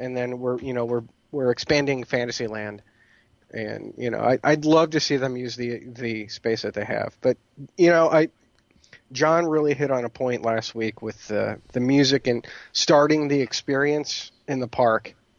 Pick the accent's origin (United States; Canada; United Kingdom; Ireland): Ireland; you know, I'm Irish. I use my hands, Mel.